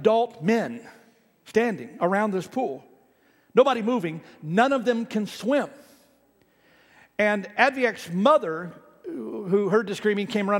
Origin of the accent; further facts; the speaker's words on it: Ohio, United States; moved away; I grew up in Ohio